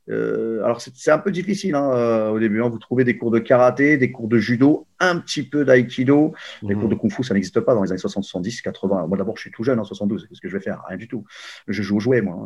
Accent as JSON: {"language": "French", "town": "Paris", "region": "Île-de-France", "country": "France", "tie": "born or raised there", "said": "je suis né à Paris en 1972"}